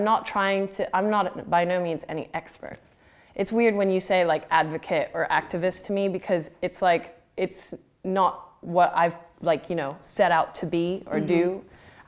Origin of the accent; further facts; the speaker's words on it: Phuket, Thailand; moved away; I grew up in Thailand, and I grew up by the sea, growing up on an island called